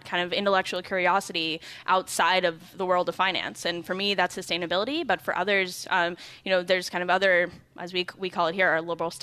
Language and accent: English; West Coast, United States; moved away as an adult; I grew up on the West Coast and came back to Bentley